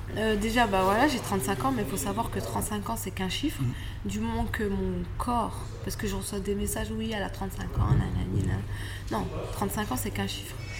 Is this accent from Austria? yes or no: no; France; je suis française. Je, suis née en France, je m'entraîne en France.